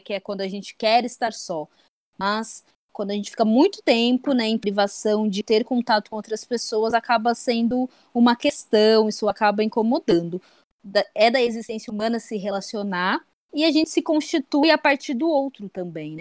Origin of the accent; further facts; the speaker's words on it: Brazil; enquanto brasileiros